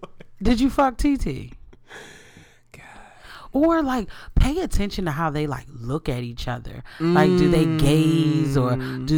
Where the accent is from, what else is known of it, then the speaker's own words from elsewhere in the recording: New York, United States; So I'm a lesbian from New York, and I've been with my girl on and off for 4 years.